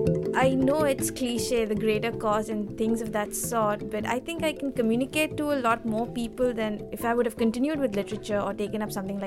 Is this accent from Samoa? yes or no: no; Mumbai, Maharashtra, India; I'm from Mumbai in India.